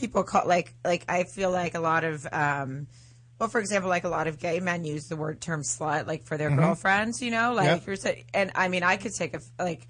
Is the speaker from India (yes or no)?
no; the South, United States; moved away; I'm from the South. I had to retry. I basically couldn't speak when I came out here.